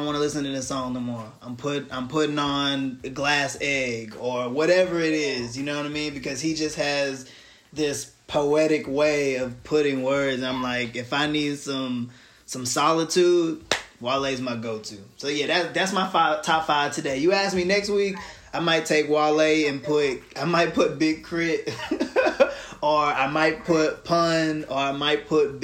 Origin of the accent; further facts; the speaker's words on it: the South, United States; I'm from the South too